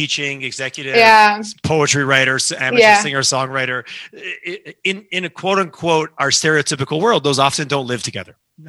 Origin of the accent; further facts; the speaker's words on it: Montreal, Quebec, Canada; also born or lived in Alberta; I'm a Canadian first. I'm an Albertan, and I am definitely. I love Calgary. But I love Canada in general, and every city has its own unique flavor. Sometimes it's their hockey team. Yeah. I did grow up in Montreal